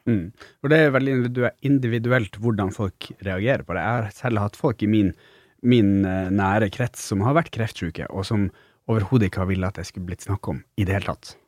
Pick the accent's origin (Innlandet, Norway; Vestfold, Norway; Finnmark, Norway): Finnmark, Norway; jeg er jo fra Finnmark